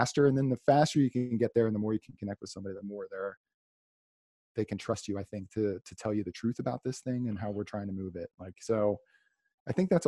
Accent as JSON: {"language": "English", "area": "Salem County", "region": "New Jersey", "country": "United States", "tie": "born or raised there", "said": "I grew up in Salem County, New Jersey. It's like South Jersey"}